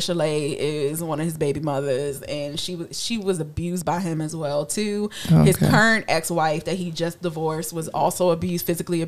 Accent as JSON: {"language": "English", "region": "Virginia", "country": "United States", "said": "I'm from Virginia"}